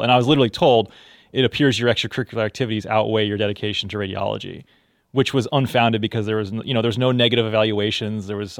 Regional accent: Newfoundland and Labrador, Canada; also born or lived in Texas, United States; I grew up in Texas as well as Canada and Newfoundland. Mm-hmm. So I've sort of been straddling the border.

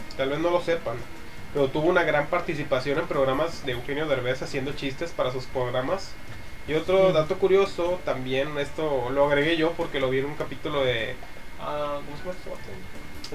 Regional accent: Monterrey, Nuevo León, Mexico; Nosotros somos regios

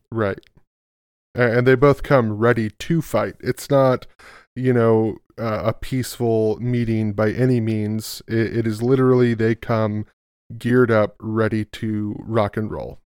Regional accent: California, United States; Oh, California

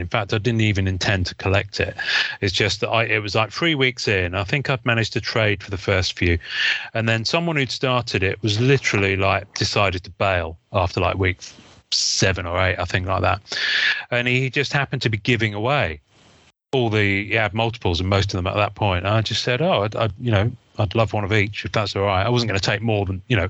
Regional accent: England, United Kingdom; I'm English

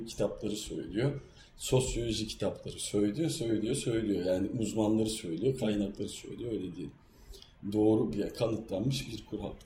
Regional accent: Kırklareli, Turkey; ben biliyorsunuz Kırklareli'yim Trakya'lıyım

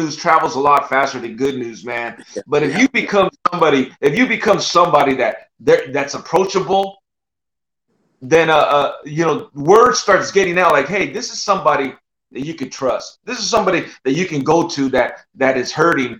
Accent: San Jose, California, United States; moved away as an adult; also born or lived in Oklahoma; I'm from the Bay Area, bro. I grew up, I was there.

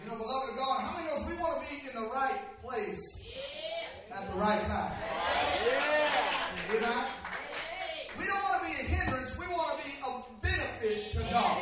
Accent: Southern California, United States; accent: Southern California; my Southern California accent

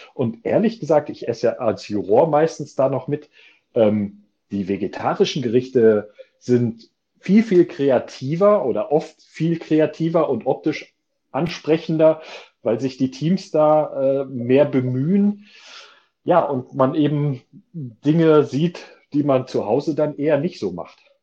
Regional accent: Germany

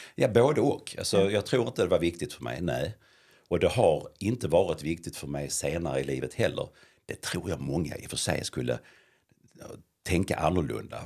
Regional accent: Lund, Skåne, Sweden; uppvuxen i centrala Lund med mamma, pappa och fyra äldre syskon

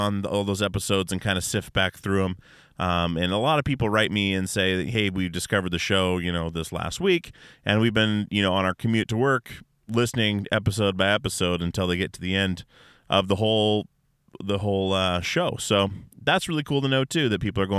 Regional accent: Alaska, United States; We're all from Alaska, all my guys

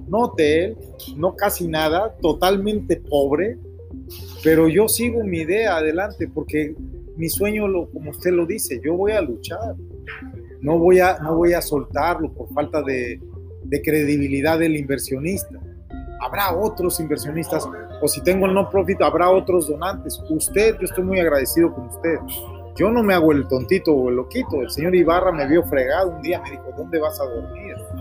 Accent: Mexico; also born or lived in Stamford, Connecticut, United States; now in Spain; yo también crecí en México, también me siento mexicano, aunque yo nací en Stanford, Connecticut, yo nací en Estados Unidos, yo crecí en México

